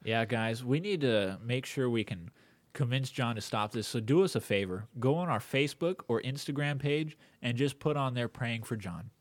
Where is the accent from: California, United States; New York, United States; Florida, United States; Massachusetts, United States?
California, United States; I was born here in America, in California, during this time.